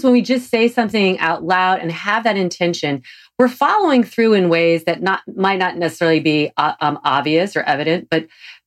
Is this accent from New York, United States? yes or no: no; North Carolina, United States; I'm from North Carolina, where we'll say, do you want a Coke?